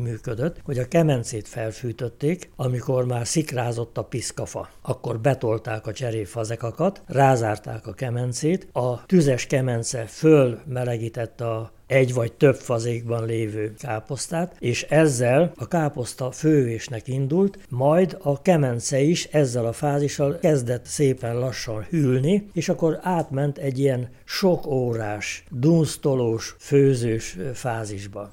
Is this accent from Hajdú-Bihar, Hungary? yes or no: no; Nyírlövő, Szabolcs-Szatmár-Bereg, Hungary; a legklasszikusabb nyírségből származom, nyírlövőről